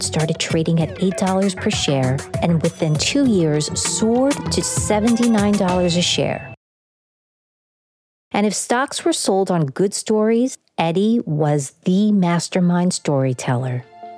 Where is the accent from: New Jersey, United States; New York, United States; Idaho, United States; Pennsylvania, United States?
New York, United States; New York City; growing up in Queens, New York